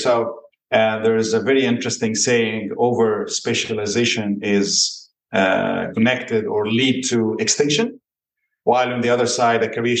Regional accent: Cairo, Cairo Governorate, Egypt; also born or lived in United States / United Kingdom / China / United Arab Emirates; now in Italy; I am from Cairo, one of the biggest cities in the world and most chaotic as well

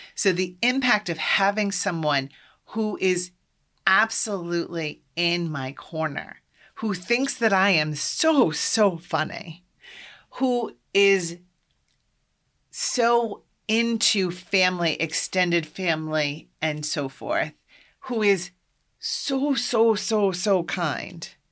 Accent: Iowa, United States; moved away as an adult; also born or lived in Boston, Massachusetts; I'm from Iowa, and I grew up Catholic.

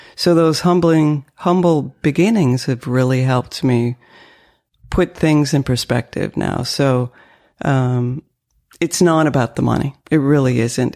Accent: northern Maine, United States; accent: French dialect; first language French; English is a second language; also born or lived in Canada / Nova Scotia, Canada; now in Lexington, United States; I grew up in New England

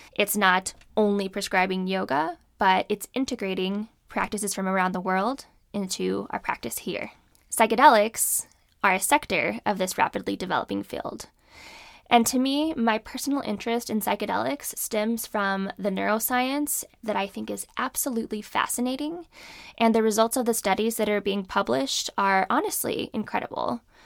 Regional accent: California, United States; moved away as an adult; also born or lived in Alabama / Danbury, Connecticut; I grew up in California

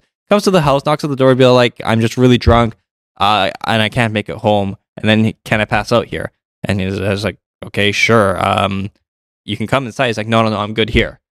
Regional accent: Toronto, Ontario, Canada; I grew up in Toronto

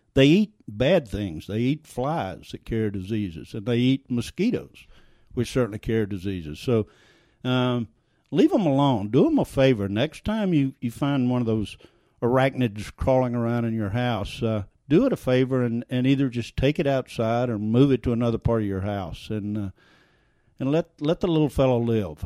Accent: South Louisiana, United States; accent: Cajun French; moved away; I grew up in South Louisiana, and every time I go back to South Louisiana, if I'm there for any period of time, I come back and I'm speaking with this this Cajun French accent

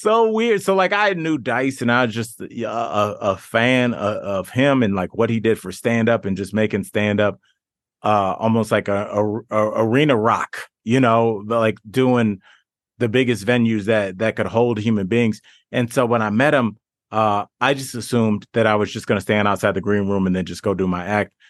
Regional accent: Cleveland, Ohio, United States; that's where I'm from. I'm from Northeast Ohio, from Cleveland

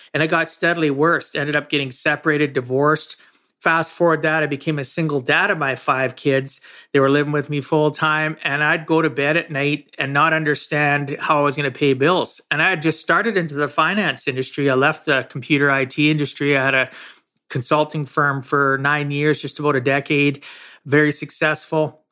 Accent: Camarillo, California, United States; I grew up in Camarosa, small farming community

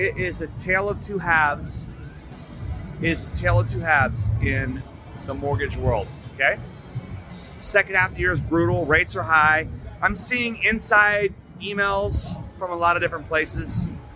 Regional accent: Texas, United States; I'm from Texas

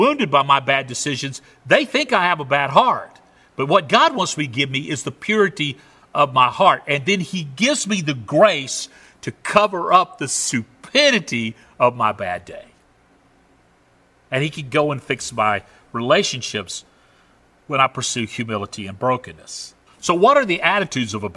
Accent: Southern United States, United States; accent: Southern; also born or lived in Canada; I have a Southern accent

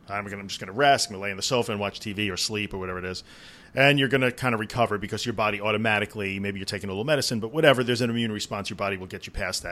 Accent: New York, United States; I'm from New York

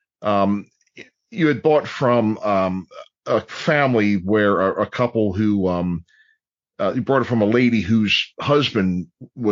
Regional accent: Dundalk, Maryland, United States; I'm growing up in Dundalk

